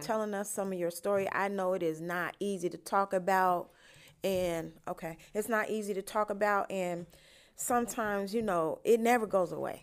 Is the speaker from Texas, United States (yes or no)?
no; Chicago, Illinois, United States; my hometown, Chicago